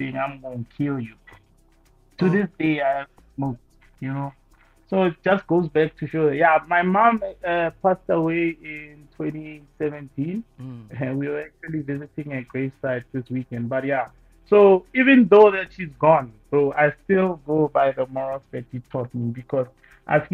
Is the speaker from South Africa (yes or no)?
yes; South Africa; born or raised there